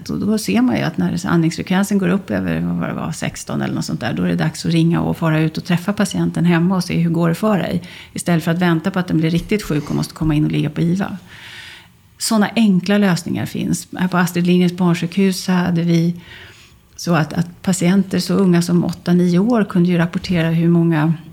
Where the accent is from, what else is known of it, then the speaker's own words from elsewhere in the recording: Västerbotten County, Sweden; moved away; Jag är ju gammal västerbottning